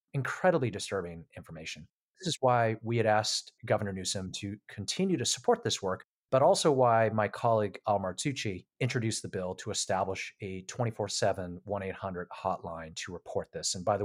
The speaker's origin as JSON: {"language": "English", "region": "East Coast", "country": "United States", "tie": "born or raised there", "moved": "yes", "lives_now": "California, United States", "said": "I grew up on the East Coast and now in California"}